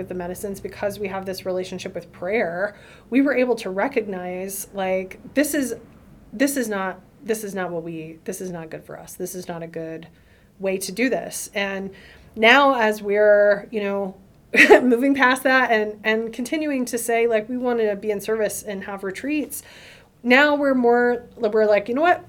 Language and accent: English; the South, United States; I'm from the South